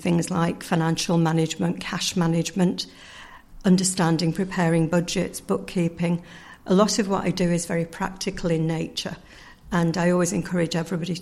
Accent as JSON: {"language": "English", "region": "Yorkshire and the Humber", "country": "United Kingdom", "moved": "as an adult", "lives_now": "Ireland", "said": "I'm originally from the north of England, or the Republic of Yorkshire, as we call it, if we are from Yorkshire"}